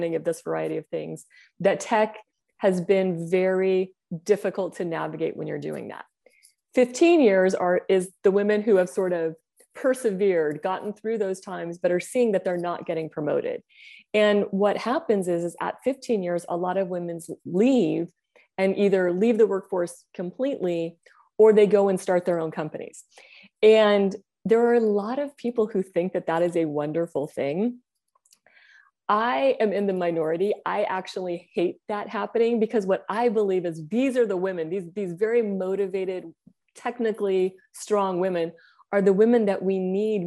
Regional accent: Bay Area, Silicon Valley, California, United States; also born or lived in Asia; I grew up in the Bay Area in Silicon Valley

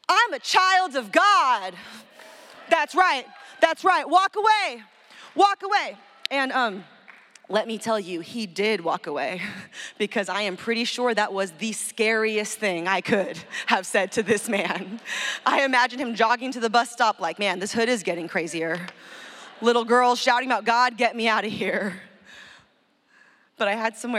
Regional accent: San Francisco, California, United States; my hometown, San Francisco

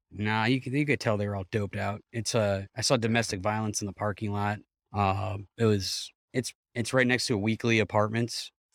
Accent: Cleveland, Ohio, United States; I'm from Cleveland

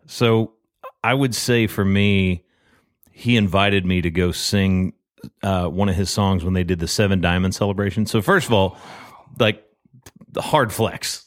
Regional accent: Murfreesboro, Tennessee, United States; moved away as an adult; also born or lived in Texas; now in Nashville, United States; I'm originally from Murfreesboro

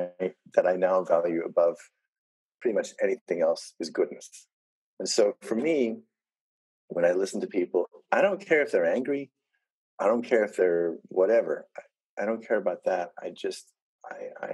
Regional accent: South Africa; I come from South Africa.

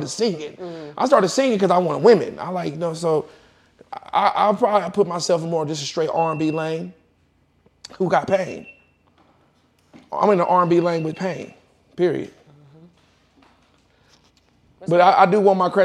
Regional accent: Kansas, United States; I'm from Kansas

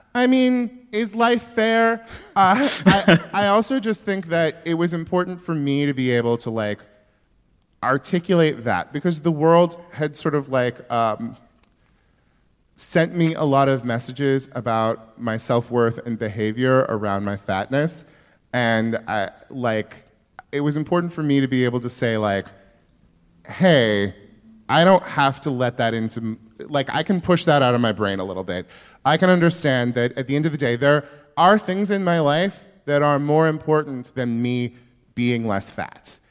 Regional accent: Yuba City, California, United States; my hometown is that like literally all of the white people came from Arkansas or Oklahoma

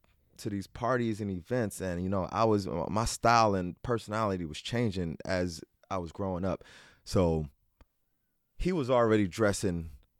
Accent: New Jersey, United States; now in Los Angeles, United States; we was like the weirdos. We was like the unique ones in Jersey.

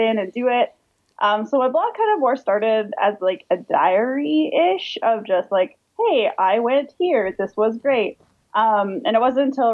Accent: St. Catharines, Ontario, Canada; Growing up in St. Catharines

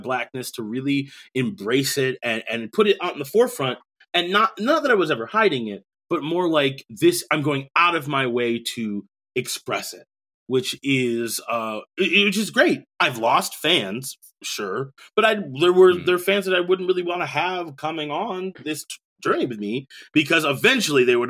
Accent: Rosemount, Minnesota, United States; also born or lived in Bronx, New York; I was raised in a primarily white area, Rosemont, Minnesota

